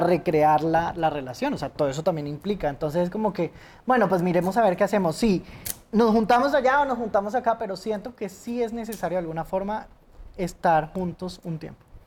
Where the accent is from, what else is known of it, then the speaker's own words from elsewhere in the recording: Neiva, Huila, Colombia; moved away as an adult; also born or lived in Bogotá; yo estaba en mi ciudad natal, origen Neiva